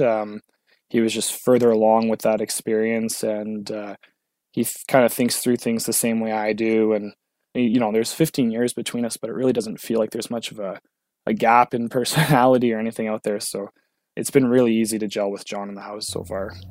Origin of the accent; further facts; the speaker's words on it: Sudbury, Ontario, Canada; I'm from Sudbury, it's not that far down the road